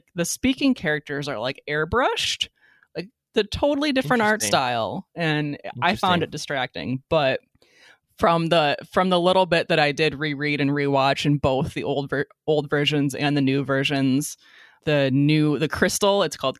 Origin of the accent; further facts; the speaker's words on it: United States; I say that as an American